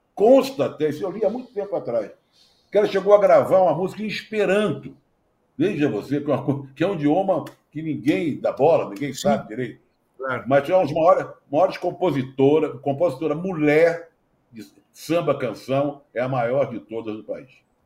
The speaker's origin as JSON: {"language": "Portuguese", "region": "Rio de Janeiro", "country": "Brazil", "tie": "born or raised there", "said": "na Praça Afonso Pena, onde eu fui criado"}